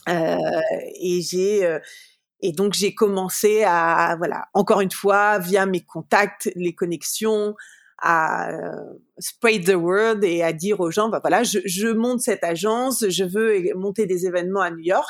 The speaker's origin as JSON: {"language": "French", "town": "Paris", "region": "Île-de-France", "country": "France", "tie": "born or raised there", "moved": "as an adult", "lives_now": "United States", "said": "je suis née, j'ai grandi à Paris"}